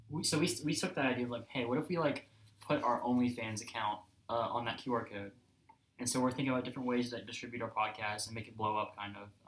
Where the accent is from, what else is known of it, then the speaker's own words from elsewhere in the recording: Alabama, United States; I grew up in Alabama.